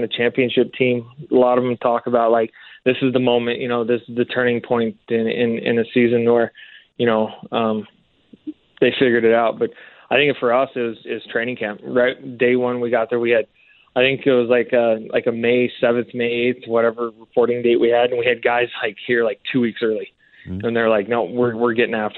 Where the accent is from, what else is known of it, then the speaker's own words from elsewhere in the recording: California, United States; moved away as an adult; also born or lived in Florida; now in Calgary, Canada; growing up in California